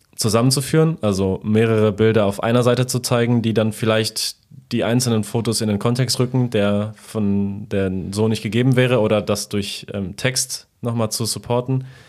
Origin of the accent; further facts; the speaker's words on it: Poland; moved away; in meiner Kindheit in Polen